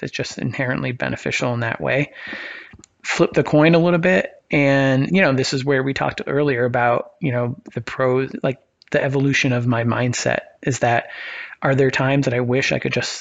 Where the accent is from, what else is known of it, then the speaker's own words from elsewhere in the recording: Maine, United States; I grew up in Maine